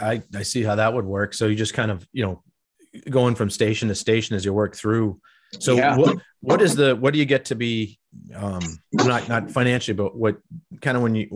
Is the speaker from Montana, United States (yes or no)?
no; Boston, Massachusetts, United States; moved away; And I'm from Boston originally